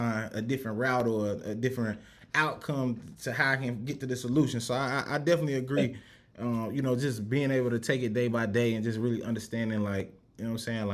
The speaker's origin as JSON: {"language": "English", "town": "Rock Hill", "region": "South Carolina", "country": "United States", "tie": "born or raised there", "said": "growing up in Rock Hill"}